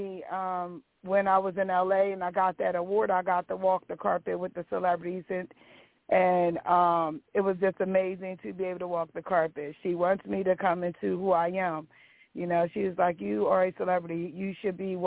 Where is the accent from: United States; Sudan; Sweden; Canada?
United States; Milford, Delaware; also born or lived in Dover, Delaware; now in Felton, United States; I was born and raised in Milford, Delaware, but when I was 18, I moved to Dover, Delaware